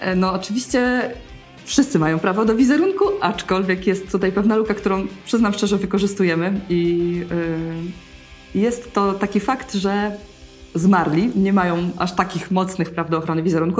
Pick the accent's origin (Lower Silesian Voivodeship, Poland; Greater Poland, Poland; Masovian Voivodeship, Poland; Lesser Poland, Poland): Lower Silesian Voivodeship, Poland; Wrocław; wszyscy w naszym teamie jesteśmy stąd. Jest to, jesteśmy z Wrocławia